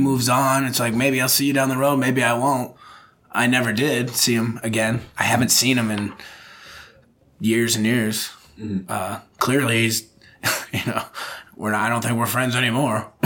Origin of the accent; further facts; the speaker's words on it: United States; moved away as an adult; also born or lived in Liverpool / Birkenhead; now in Japan; as an American